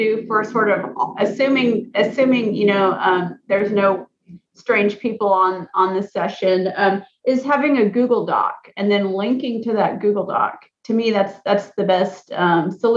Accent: Alaska, United States; I'm from Alaska

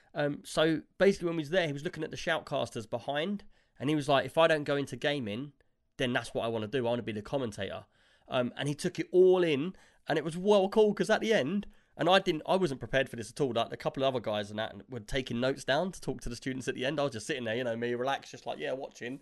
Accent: England, United Kingdom

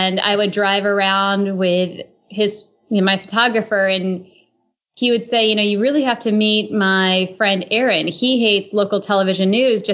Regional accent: South Bend, Indiana, United States; moved away as an adult; also born or lived in Michigan; I grew up in South Bend, Indiana, and to an Indian family

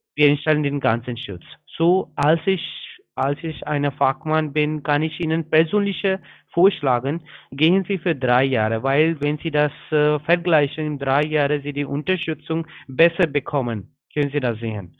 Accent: India; German is a second language; now in Berlin, Germany; ich bin ein Inder

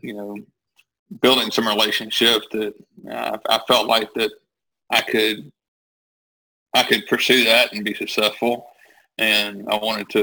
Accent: Millbrook, Alabama, United States; I moved back to my hometown, which is Millbrook, Alabama

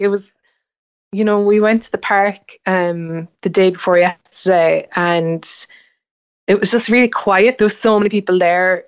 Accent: Ireland; moved away as an adult; now in United States; growing up in Ireland, it's kinda hard to see the woods for the trees at home

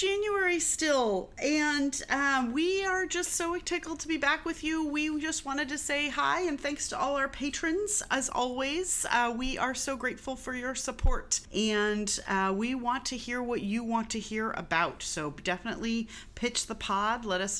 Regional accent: Connecticut, United States; I'm from Connecticut, so I'm the New Englander here, proudly.

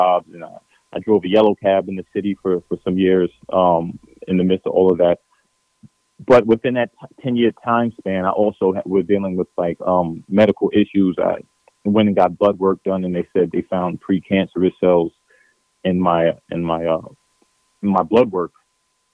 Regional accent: New York City, New York, United States; Chris and I, we grew up in Promenade Houses, Promenade Projects in Flushing, Queens

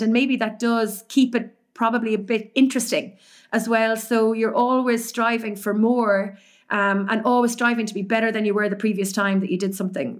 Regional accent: Cork, Munster, Ireland; moved away as an adult; also born or lived in Dublin / Galway; I was born in Cork.

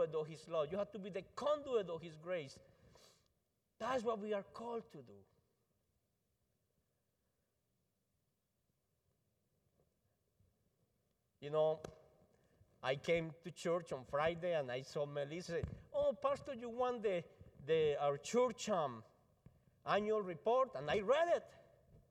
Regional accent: Colombia; English is a second language; now in United States; I'm from Colombia

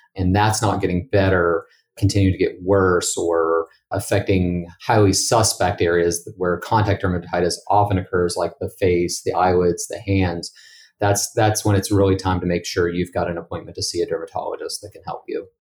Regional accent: Bridgeport, West Virginia, United States; moved away as an adult; also born or lived in St. Louis, Missouri; now in Pittsburgh, United States; I'm originally from Bridgeport, West Virginia, and have lived in Pittsburgh, Pennsylvania for the last seven years

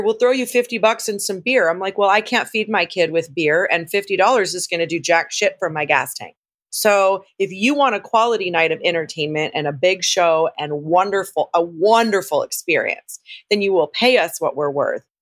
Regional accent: Southern California, United States; I was born and raised in Southern California

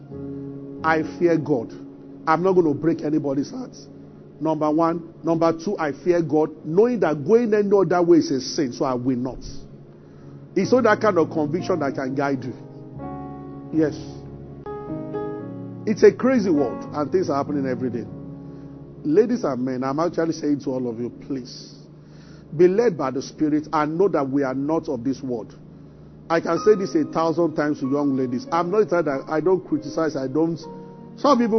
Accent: Abeokuta, Ogun State, Nigeria; moved away as an adult; also born or lived in Ibadan; I grew up in Abeokuta

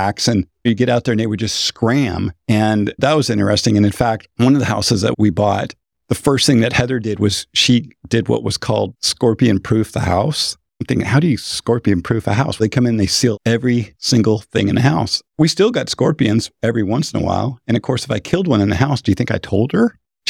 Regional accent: Pacific Northwest, United States; I'm from the Northwest. So I'm pretty excited about Washington.

